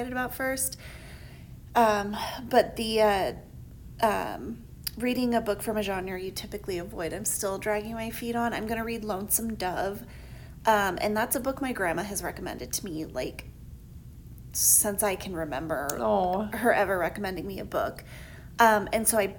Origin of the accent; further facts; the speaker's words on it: Tucson, Arizona, United States; I'm from Tucson